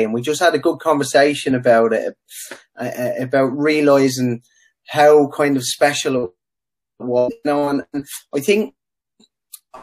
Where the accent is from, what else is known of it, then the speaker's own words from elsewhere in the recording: Dublin, Leinster, Ireland; Sundrive Park was just up the road from the house where we grew up on Clogger Road